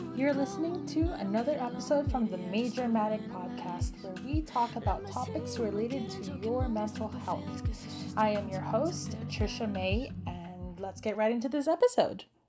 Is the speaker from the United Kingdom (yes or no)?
no; Canada; also born or lived in Philippines; I was born and raised there until I was around six years old, and, uh, my family decided to immigrate to Canada. And I've been living here now in Canada for, I think, around sixteen years.